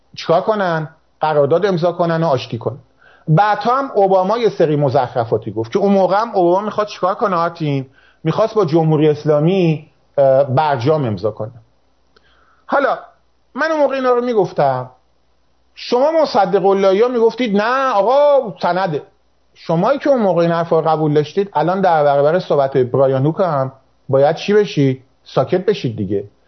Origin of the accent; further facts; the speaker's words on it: Azeri, family in Tabriz, Iranian Azerbaijan, Iran; من آذریم و من میدونم که این درسته من خانوادم تبریز بود